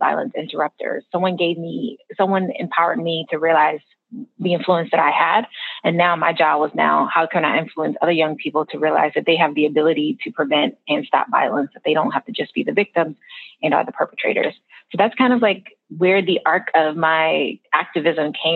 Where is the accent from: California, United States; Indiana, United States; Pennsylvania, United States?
Pennsylvania, United States; Philadelphia; I'm a native of Philadelphia. I grew up in West Philadelphia